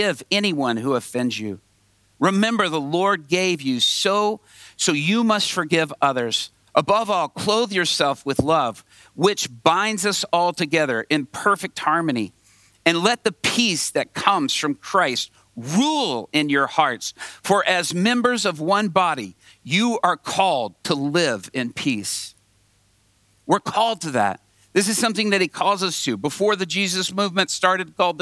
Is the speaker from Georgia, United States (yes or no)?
yes; Atlanta, Georgia, United States; I grew up mostly in Atlanta, Georgia, on a street called Bolton Road off I-20